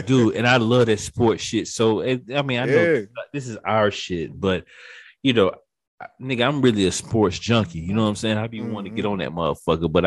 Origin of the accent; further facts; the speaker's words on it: the South, United States; I'm from the South